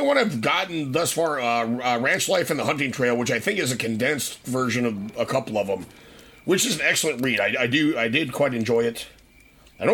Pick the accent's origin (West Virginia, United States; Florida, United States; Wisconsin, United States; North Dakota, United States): North Dakota, United States; I grew up in North Dakota.